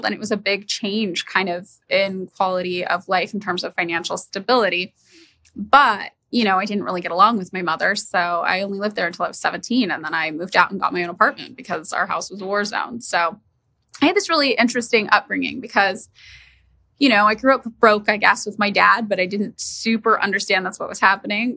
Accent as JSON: {"language": "English", "town": "Fresno", "region": "California", "country": "United States", "tie": "born or raised there", "moved": "yes", "lives_now": "Los Angeles, United States", "said": "I'm from Fresno, California, which when I was living there felt like a really normal place"}